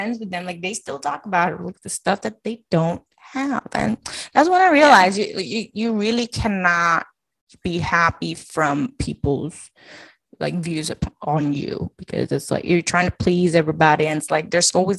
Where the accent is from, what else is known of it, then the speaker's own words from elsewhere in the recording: Philippines; also born or lived in Macau; now in United States; especially as a Filipino, as an Asian